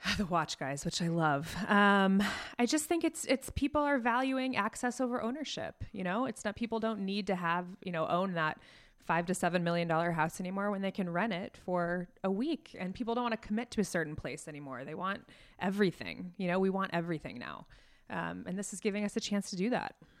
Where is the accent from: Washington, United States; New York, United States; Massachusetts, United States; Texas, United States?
New York, United States; New York City; I'm from New York